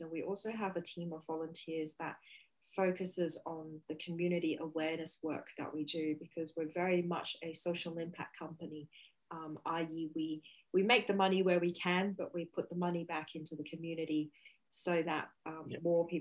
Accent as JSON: {"language": "English", "country": "Hong Kong", "tie": "born or raised there", "moved": "as an adult", "lives_now": "Beijing, China", "said": "So I am originally from Hong Kong and have been living in Beijing for the last 12 years."}